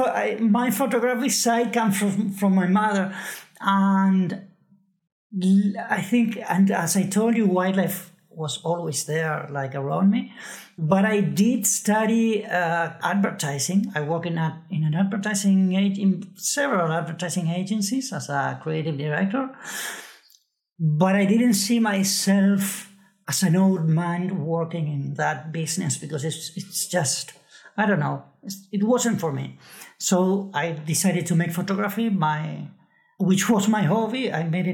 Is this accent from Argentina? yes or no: yes; Buenos Aires, Argentina; I grew up in Buenos Aires